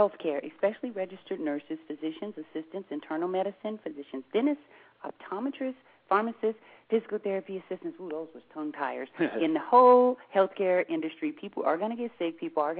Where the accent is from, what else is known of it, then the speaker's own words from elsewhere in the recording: Seattle, Washington, United States; But see, we're from Seattle. We ain't got nothing else to do but practice talking fast.